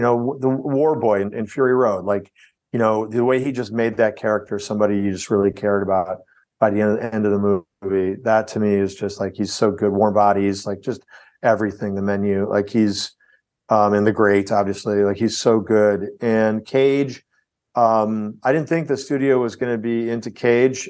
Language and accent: English; outside of Chicago, Illinois, United States; I grew up outside of Chicago